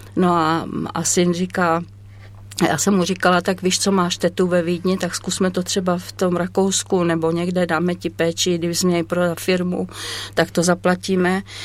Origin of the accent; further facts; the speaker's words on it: South Moravian Region, Czechia; also born or lived in Sokolov, Karlovy Vary Region / Chodov / Březí; já jsem se narodila v Sokolově a potom, když mě bylo asi tak 9 let, tak jsme se vraceli zpět na Moravu.